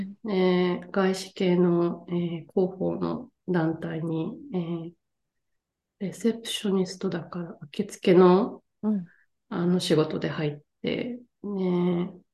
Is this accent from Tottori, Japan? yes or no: yes; Tottori, Japan; moved away as an adult; now in France; 鳥取県鳥取市出 身です